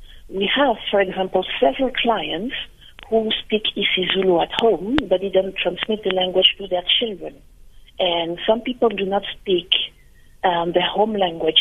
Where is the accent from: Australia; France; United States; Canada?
France; now in South Africa; I was born and brought up in France by Cameroonian parents